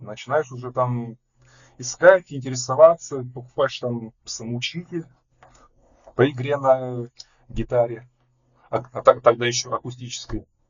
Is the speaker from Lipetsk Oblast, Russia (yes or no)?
yes; Lev Tolstoy, Lipetsk Oblast, Russia; also born or lived in Pushkinsky District, Moscow Oblast; now in Moscow, Russia; я изначально родился в Московской области, но где-то половину своей жизни жил в Липецкой области. То есть в Москву я переехал примерно в 2013, получается, году.